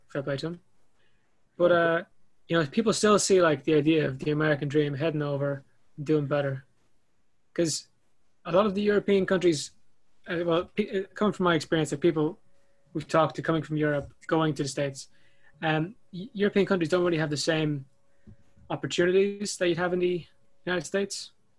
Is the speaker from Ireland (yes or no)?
yes; Ireland; And being Irish, born in Ireland